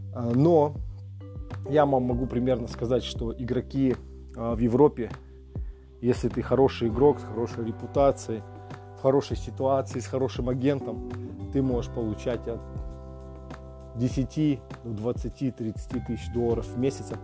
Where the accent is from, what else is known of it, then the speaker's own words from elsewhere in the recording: Temirtau, Karaganda Region, Kazakhstan; я сам из Тимиртау, там был, э, учился в школе